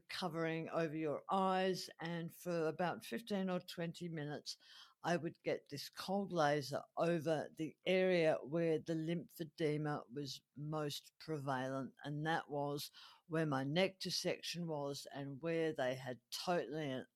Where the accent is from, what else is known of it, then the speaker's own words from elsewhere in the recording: Adelaide, South Australia, Australia; my hometown here of Adelaide